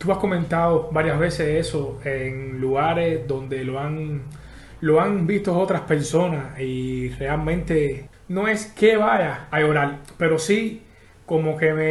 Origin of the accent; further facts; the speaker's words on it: Havana, Cuba; Yo soy de La Habana, nacido y criado en La Lisa. Ahora mismo estoy viviendo eh, en Marianao hace seis años porque me casé y nada.